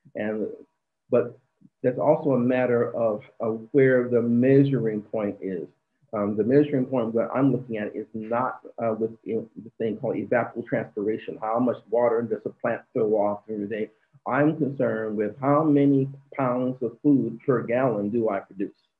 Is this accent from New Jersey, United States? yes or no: no; Phoenix, Arizona, United States; the inner city where I'm from. I was born in Phoenix, Arizona